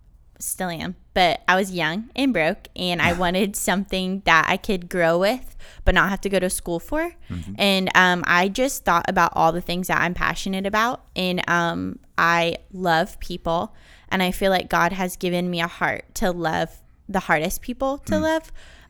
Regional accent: North Carolina, United States; I'm from North Carolina, and kind of just was like, I don't know, I want to do something different.

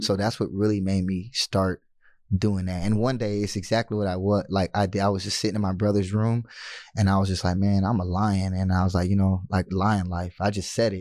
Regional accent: United States; being American

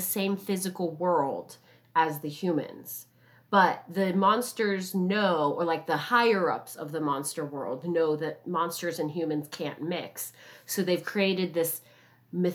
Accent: Southern California, United States; I'm from Southern California and I'm Asian

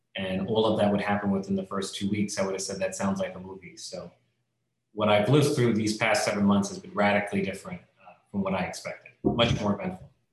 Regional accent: New York, United States; as a New Yorker

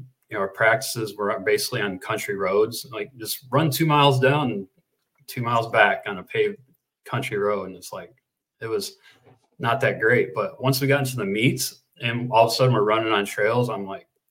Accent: Northwest Ohio, United States; now in San Francisco, United States; I grew up in Northwest Ohio and grew up in the 80s

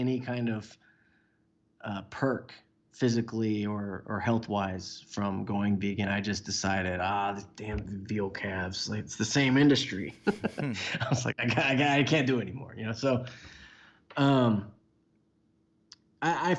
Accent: Houston, Texas, United States; I grew up in Houston

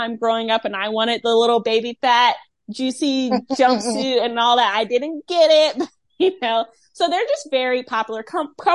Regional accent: Rocky Mount, North Carolina, United States; my hometown

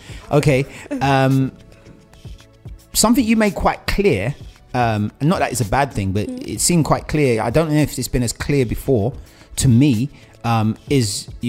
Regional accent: Nigeria; I'm from Nigeria

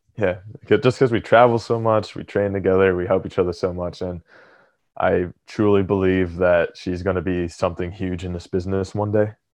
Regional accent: Atlantic City, New Jersey, United States; moved away as an adult; also born or lived in Philadelphia area; now in near Philadelphia, United States; I grew up in Atlantic City, and right now I live right outside Philly

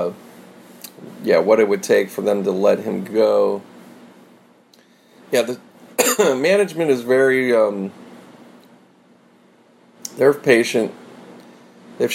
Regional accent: Pittsburgh, Pennsylvania, United States; me growing up in Pittsburgh

